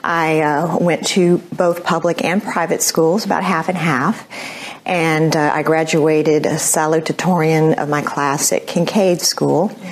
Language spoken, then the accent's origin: English; Houston, Texas, United States; I was born and raised in Houston